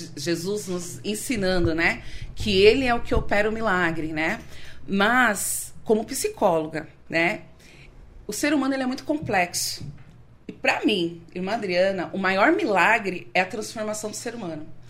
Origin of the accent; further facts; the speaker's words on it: São Paulo, Brazil; eu nasci aqui em São Paulo. Eu sou filha de nordestinos